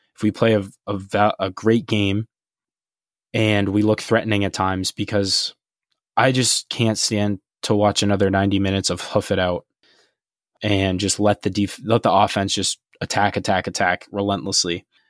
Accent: United States; being from an American perspective

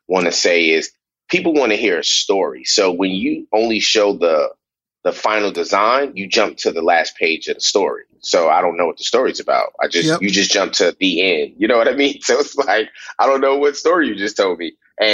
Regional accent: New York City, New York, United States; I grew up in Brooklyn, New York

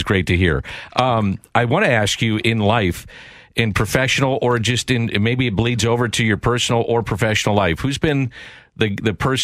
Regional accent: St. Louis, Missouri, United States; I grew up in South St. Louis

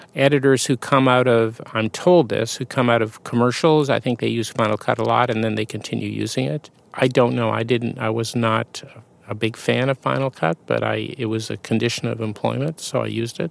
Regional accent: Winnipeg, Manitoba, Canada; moved away; I grew up in Canada, yeah, in Winnipeg

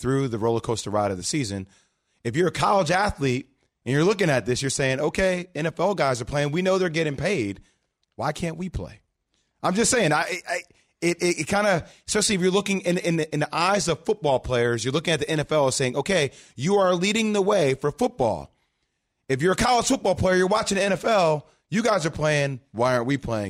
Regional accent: New Jersey, United States; Come on, New Jersey. We're both from New Jersey.

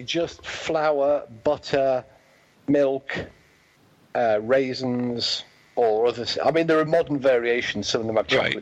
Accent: England, United Kingdom; moved away; also born or lived in Wales; my homeland, uh, but not the place of my birth. I'm English

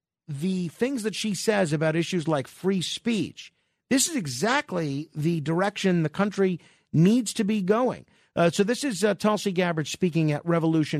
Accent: New York, United States; I'm a New Yorker through and through

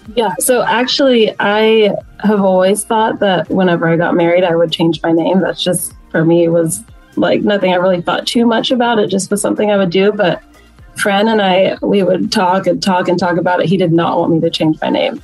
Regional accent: Plano, Texas, United States; I grew up in Plano

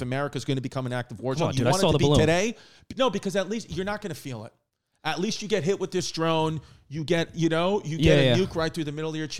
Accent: New York City, New York, United States; I'm, you know, from New York too, Queens, Brooklyn area. So I think that, with being New Yorkers too

